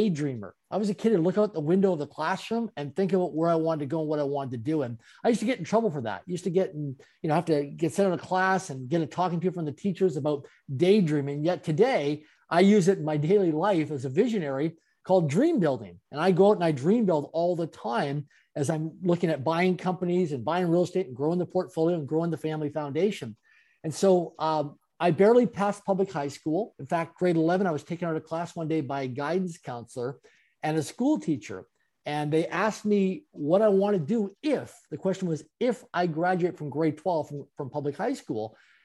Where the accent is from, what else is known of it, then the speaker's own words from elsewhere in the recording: Canada; I'm a Canadian born and raised.